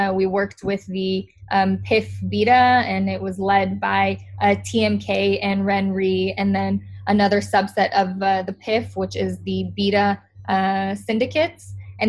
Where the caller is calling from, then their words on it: Tel Aviv, Tel Aviv District, Israel; I'm calling in from Tel Aviv, Israel right now.